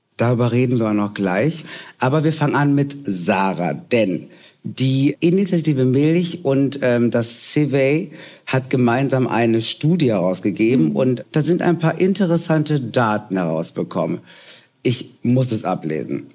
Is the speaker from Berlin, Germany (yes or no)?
no; Ruhr area, North Rhine-Westphalia, Germany; ich komme aus dem Ruhrgebiet